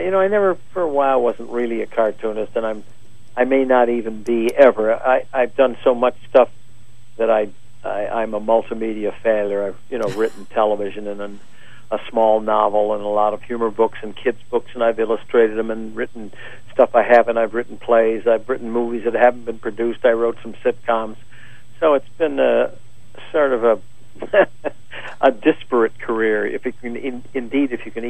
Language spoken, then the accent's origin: English; Elmira, New York, United States; born or raised there